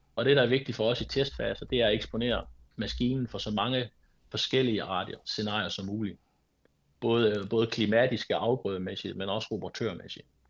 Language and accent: Danish; Denmark; jeg er dansker